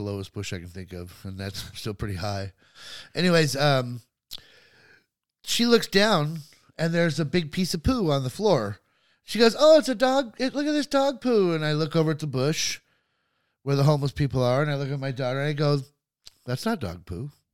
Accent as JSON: {"language": "English", "town": "Los Angeles", "region": "California", "country": "United States", "tie": "born or raised there", "said": "growing up in Hollywood"}